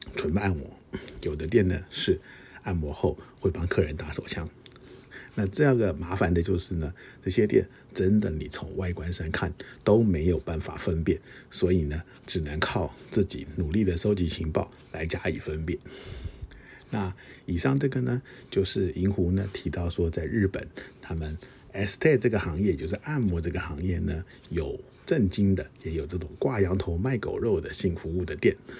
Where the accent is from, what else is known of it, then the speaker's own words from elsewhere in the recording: Taiwan; 其实我是台湾来的，我也会说中文